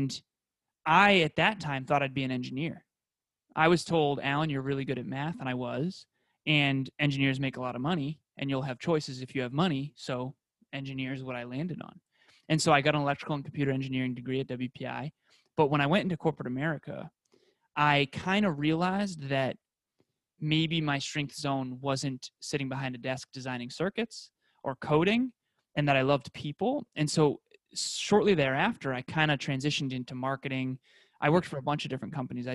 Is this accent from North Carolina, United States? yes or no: no; Uxbridge, Massachusetts, United States; I grew up in Uxbridge, Massachusetts in the U.S. and it was a small rural town